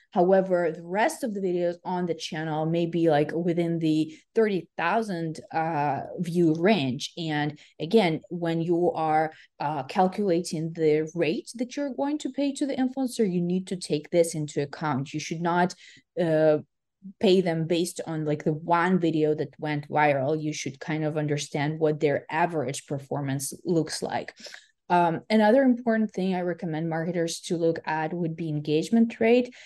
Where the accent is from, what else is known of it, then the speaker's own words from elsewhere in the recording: Ukraine; now in West Coast, United States; I'm originally from Ukraine